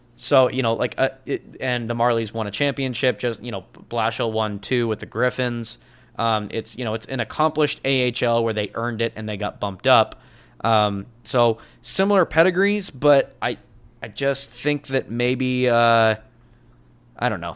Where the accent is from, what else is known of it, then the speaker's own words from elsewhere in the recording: Pacific Northwest, United States; we're from the Pacific Northwest